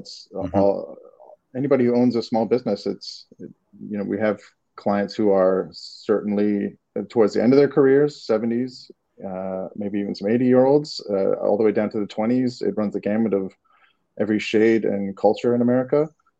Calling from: Los Angeles, California, United States; I'm in LA.

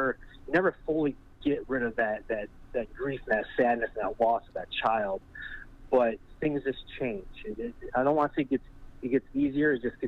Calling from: Michigan, United States; I'm here from Michigan here. We've been years watching the show.

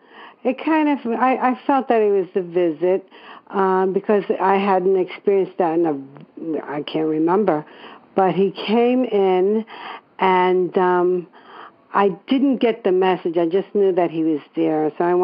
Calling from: New York City, New York, United States; I'm calling from New York City.

